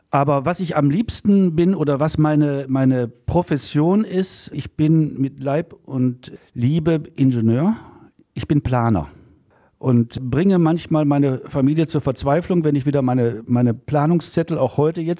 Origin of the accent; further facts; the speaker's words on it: Gladbeck, North Rhine-Westphalia, Germany; born there; ne, geboren